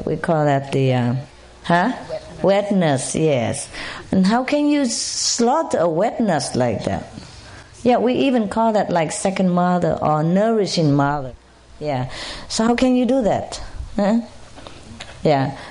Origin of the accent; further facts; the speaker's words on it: Malta; English is a second language; I came from Malta Island, next to Spain. It belonged to Spain.